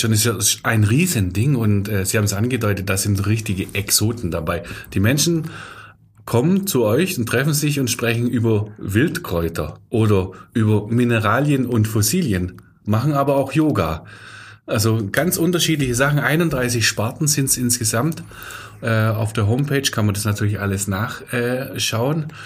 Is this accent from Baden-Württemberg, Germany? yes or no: yes; Sindelfingen, Baden-Württemberg, Germany; IBM Club klingt für mich als Sindelfinger